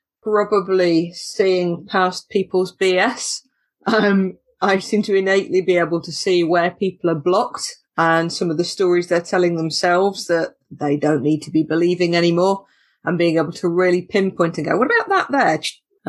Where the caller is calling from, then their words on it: East Midlands, United Kingdom; I'm in Lincolnshire, in the south of the county, where everything is very, very flat.